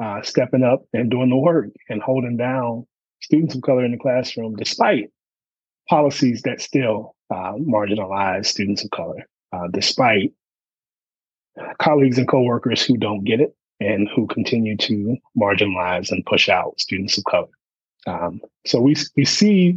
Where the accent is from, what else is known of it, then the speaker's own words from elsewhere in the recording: Charlotte, North Carolina, United States; I'm from Charlotte, North Carolina, born and raised in Queen City